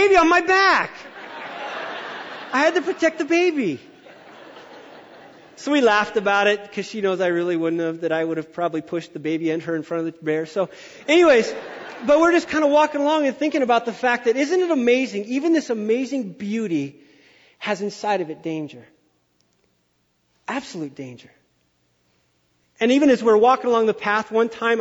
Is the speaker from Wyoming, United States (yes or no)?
yes; Wyoming, United States; I'm from Wyoming